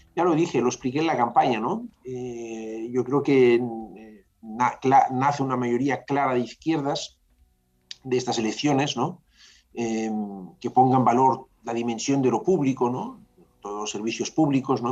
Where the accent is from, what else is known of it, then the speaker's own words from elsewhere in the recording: Catalonia, Spain; somos tan catalanes como los que lo son